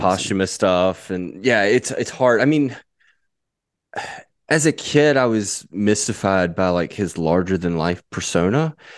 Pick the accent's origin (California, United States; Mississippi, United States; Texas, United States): Mississippi, United States; moved away; also born or lived in Tupelo, Mississippi / Memphis, Tennessee; I, I grew up in Mississippi, I lived in Tupelo for a while, I moved to Memphis from Tupelo